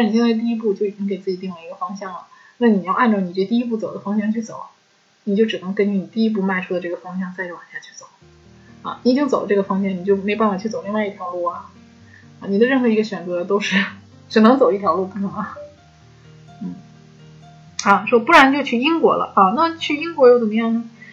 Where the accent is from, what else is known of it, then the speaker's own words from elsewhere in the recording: China; 我们中国的影片，可能都是我们中国人来做制片